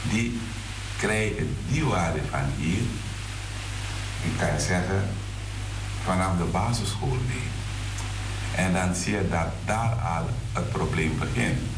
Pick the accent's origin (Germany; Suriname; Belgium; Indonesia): Suriname; now in Netherlands; Maar we zijn vanuit Suriname hier naartoe gekomen. In Suriname hadden we andere normen en waarden die werden gedragen door de gehele gemeenschap.